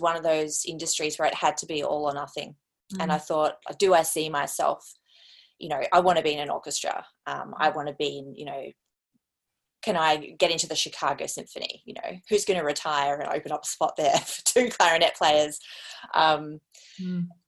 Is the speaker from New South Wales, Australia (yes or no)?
no; Brisbane, Queensland, Australia; also born or lived in South Australia; I grew up primarily in Brisbane with my brothers